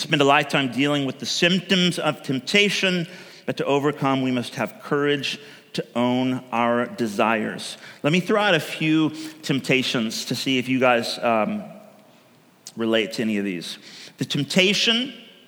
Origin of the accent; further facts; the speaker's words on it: California, United States; now in Oregon, United States; I come from California